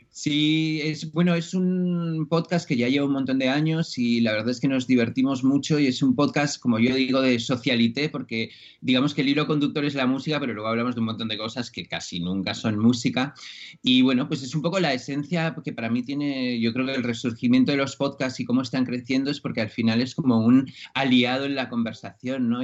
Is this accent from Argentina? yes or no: no; Spain; soy de aquí